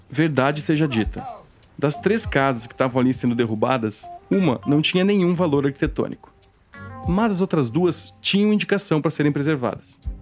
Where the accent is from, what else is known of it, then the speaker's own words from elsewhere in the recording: Santa Catarina, Brazil; moved away as an adult; also born or lived in São Paulo; Eu nem sou de São Paulo, eu sou catarinense